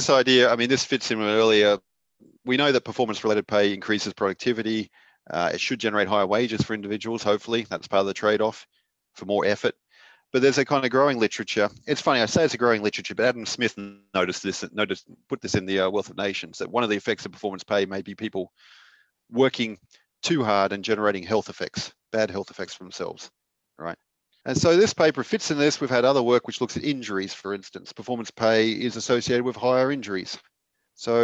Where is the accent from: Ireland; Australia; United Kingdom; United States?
Australia; as an Australian